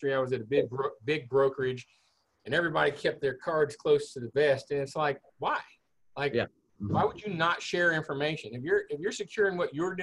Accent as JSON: {"language": "English", "town": "Houston", "region": "Texas", "country": "United States", "tie": "born or raised there", "said": "I grew up in the Clear Lake area. I'm a Clear Lake High graduate."}